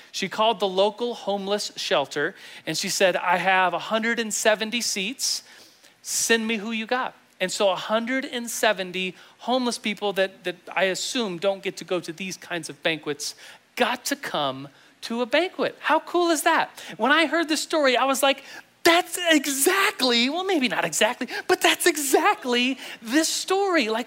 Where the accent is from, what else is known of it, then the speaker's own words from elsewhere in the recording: Germany; And I, uh, I grew up in Germany. I was an Air Force kid. My dad's in the Air Force.